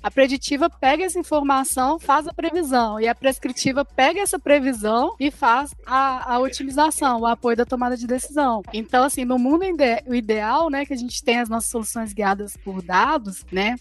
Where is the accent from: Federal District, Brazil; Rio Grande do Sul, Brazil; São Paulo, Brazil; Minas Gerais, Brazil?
Minas Gerais, Brazil; Belo Horizonte; Eu sou aqui de Belo Horizonte, né? De Minas Gerais